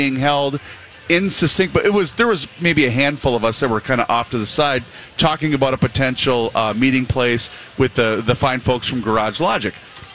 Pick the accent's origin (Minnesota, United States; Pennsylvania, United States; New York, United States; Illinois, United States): Minnesota, United States; I'm a Minnesotan.